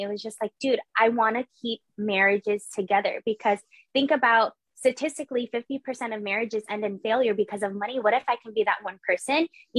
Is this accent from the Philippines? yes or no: yes; Philippines; I'm Filipino. I'm supposed to be in the medical industry and I was pursuing the medical industry. So that whole thing about Filipinos being in the nursing field, that is true.